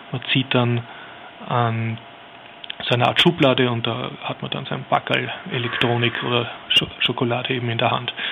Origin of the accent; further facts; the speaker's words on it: Vienna, Austria; als Wiener jetzt einen sehr ansprechen